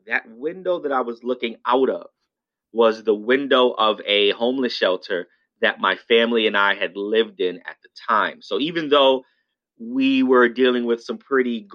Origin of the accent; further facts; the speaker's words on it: New York City, New York, United States; I'm born and raised in New York in the South Bronx